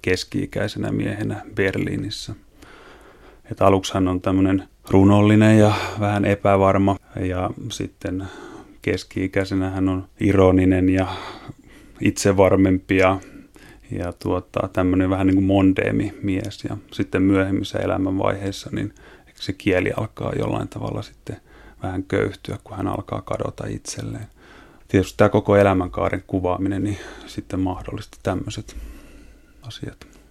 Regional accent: Eastern Finland, Finland; moved away; mähän oon viettänyt lapsuuteni tuolla Itä-Suomessa semmoisen Tiuruniemen tuberkuloosi parantolan kupeessa

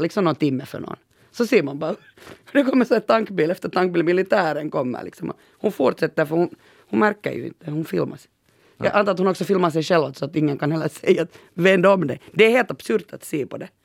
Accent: Pörtö, Uusimaa, Finland; jag kommer ju från Pörtö och halva Pörtö, under min uppväxt var det ju militärområde

